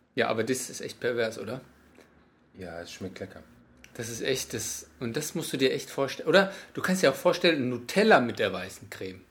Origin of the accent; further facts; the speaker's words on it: Germany